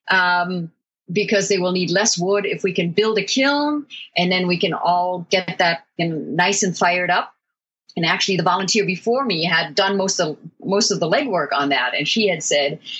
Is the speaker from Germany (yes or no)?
yes; Germany; I had traveled internationally. In fact, I grew up in Germany, but I had never been to a culture that was so different from the Western cultures that I knew.